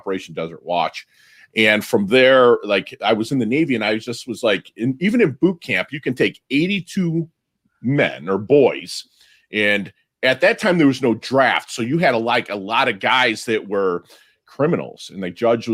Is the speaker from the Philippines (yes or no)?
yes; Philippines; I was born in the Philippines in 1972, and my father was American